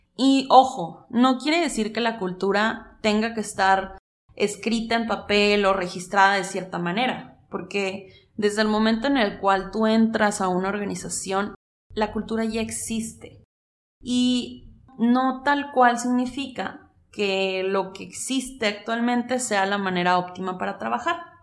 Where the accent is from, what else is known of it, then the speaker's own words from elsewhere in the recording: Mexico; Este libro también es un llamado a mi país, México